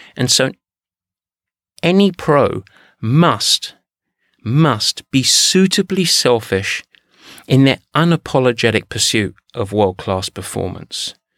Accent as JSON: {"language": "English", "region": "England", "country": "United Kingdom", "said": "I'm English"}